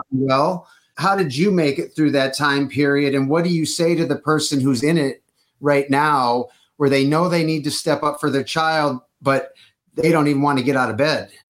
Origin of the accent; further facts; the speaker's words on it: Detroit, Michigan, United States; now in California, United States; I am originally from Detroit, but I'm in California for 20 something years